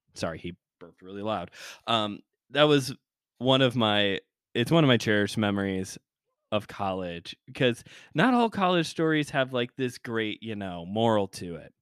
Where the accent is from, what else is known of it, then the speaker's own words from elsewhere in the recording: Chicago, Illinois, United States; I'm from Chicago land